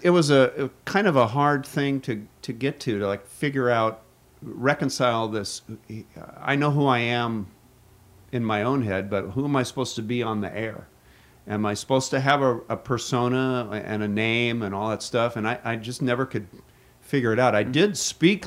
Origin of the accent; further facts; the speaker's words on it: Seattle, Washington, United States; now in Juneau, United States; I was from Seattle, the big city. I came to a small town at the height of the pipeline boom.